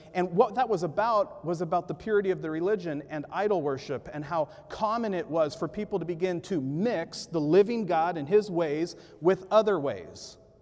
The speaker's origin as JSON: {"language": "English", "town": "Ventura", "region": "California", "country": "United States", "tie": "born or raised there", "said": "I was growing up in Ventura, California"}